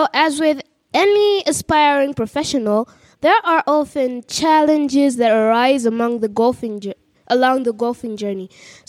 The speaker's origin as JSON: {"language": "English", "country": "Uganda", "said": "from Uganda"}